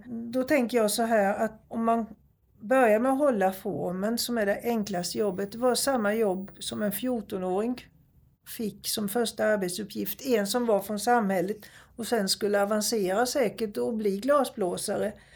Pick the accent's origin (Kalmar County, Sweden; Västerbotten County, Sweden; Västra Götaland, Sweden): Kalmar County, Sweden; Nybro; där jag växte upp i Nybro